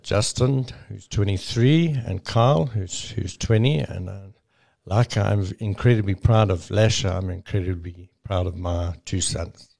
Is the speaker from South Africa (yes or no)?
yes; South Africa